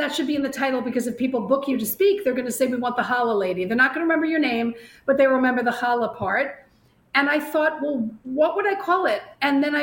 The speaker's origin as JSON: {"language": "English", "area": "Long Island", "region": "New York", "country": "United States", "tie": "born or raised there", "also_born_or_lived": "Bronx, New York", "moved": "as an adult", "lives_now": "Florida, United States", "said": "I'm a native New Yorker. I was born in the Bronx. I grew up on Long Island"}